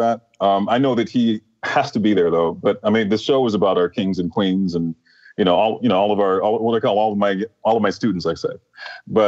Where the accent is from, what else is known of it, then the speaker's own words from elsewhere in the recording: Detroit, Michigan, United States; And my brother and I, we're from Detroit, Michigan